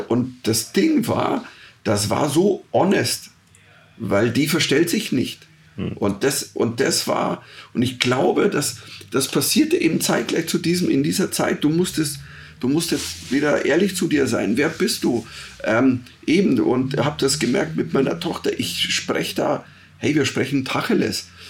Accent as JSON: {"language": "German", "region": "rural Bavaria", "country": "Germany", "tie": "born or raised there", "said": "ich bin am Bayerischen Land aufgewachsen"}